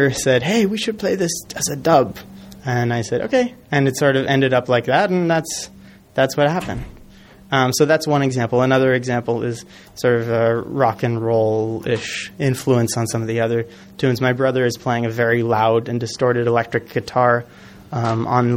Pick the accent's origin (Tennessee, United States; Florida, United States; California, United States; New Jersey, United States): California, United States; Los Angeles; moved away as an adult; now in New York, United States; I grew up in Los Angeles, and I moved out to New York about 10 years ago